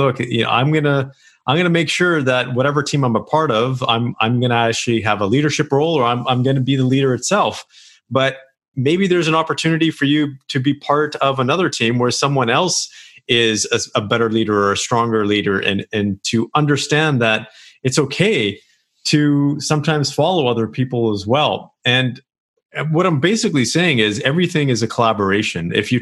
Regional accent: Canada; here in Canada

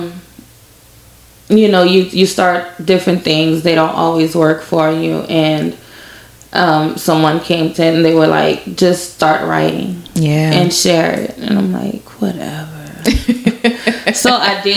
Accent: Lafayette, Louisiana, United States; I'm from Lafayette. Went to Northside High, graduated in 2004.

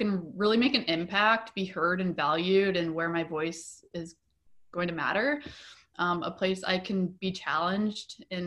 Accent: Nebraska, United States; moved away as an adult; also born or lived in Denver, Colorado; now in Portland, United States; I was born and raised in Nebraska

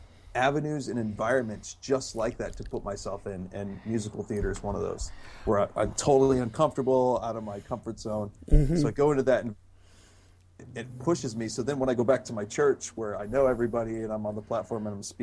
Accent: Japan; I remember when I was a missionary kid in Japan, I grew up in Japan, my parents were missionaries there.

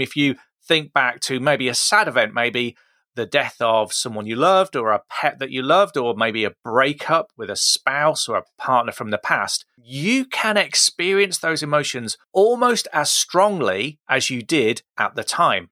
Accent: Midlands, United Kingdom; I pronounced it tooth. I'm from the Midlands. That's how we say it.

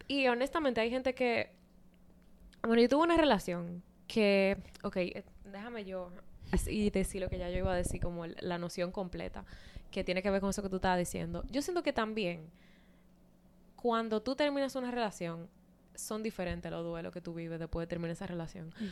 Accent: Santo Domingo, Dominican Republic; moved away; en Santo Domingo, que es de donde yo soy

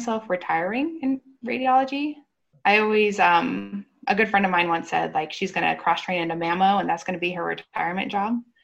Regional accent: Arizona, United States; moved away; I'm born and raised in Arizona

